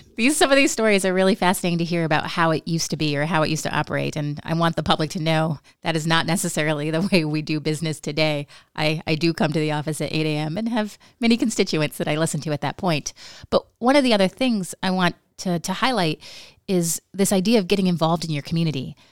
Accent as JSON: {"language": "English", "town": "Nome", "region": "Alaska", "country": "United States", "tie": "born or raised there", "said": "growing up in Nome"}